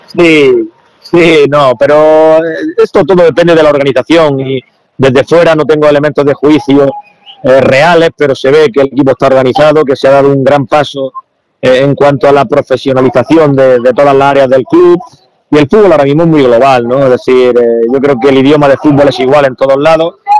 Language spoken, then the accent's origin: Spanish; Granada, Andalusia, Spain; soy de Granada